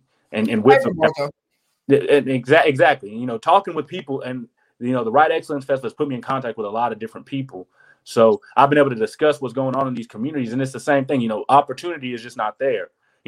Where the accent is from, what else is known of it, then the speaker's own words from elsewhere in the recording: the South, United States; Because I grew up in the South.